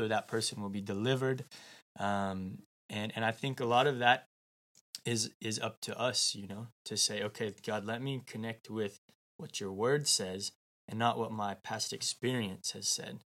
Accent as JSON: {"language": "English", "country": "United States", "said": "I'm from the United States"}